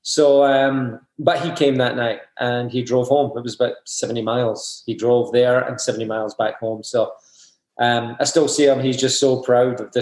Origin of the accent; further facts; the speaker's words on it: Scotland, United Kingdom; I grew up in Scotland